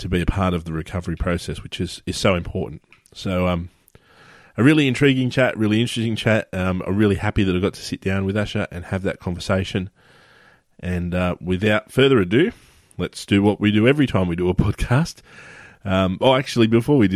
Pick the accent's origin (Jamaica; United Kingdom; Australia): Australia; Sydney, New South Wales; my hometown, which is Sydney, Australia